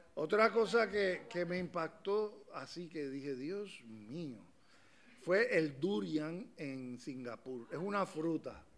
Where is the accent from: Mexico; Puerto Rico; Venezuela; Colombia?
Puerto Rico; now in A Coruña, Spain; soy de Puerto Rico, caribeño